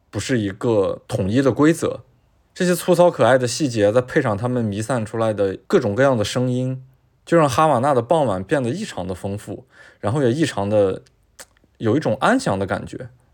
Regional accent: China; 我作为一个中国人

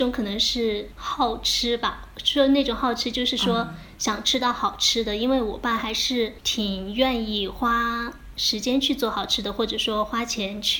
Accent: Fuzhou, Fujian, China; 他的室友是也是我们福州人，但是呢，他们家是开餐馆的，所以他很会做菜。

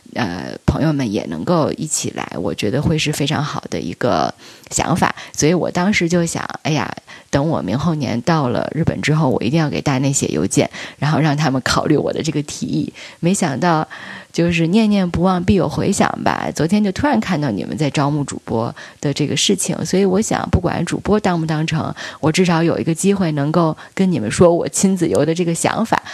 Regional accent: Beijing, China; 我是一个北京人，今年三十六岁。我是北大的本硕毕业，之前做了十多年的经纪人和制片人

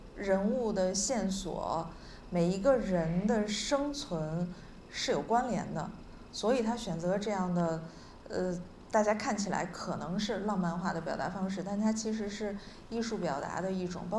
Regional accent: Northeast China, China; 因为我们都是东北人，或者说我们写相同的题材

